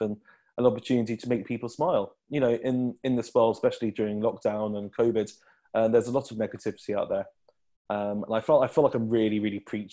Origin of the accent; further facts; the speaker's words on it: Midlands, United Kingdom; I'm not Northern, I'm from the Midlands.